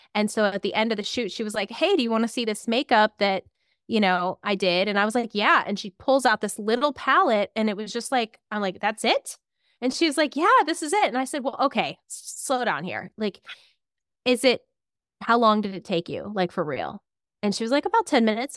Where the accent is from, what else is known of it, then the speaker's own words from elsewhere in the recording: Clarion, Pennsylvania, United States; also born or lived in State College, Pennsylvania; I grew up in a little town called Clarion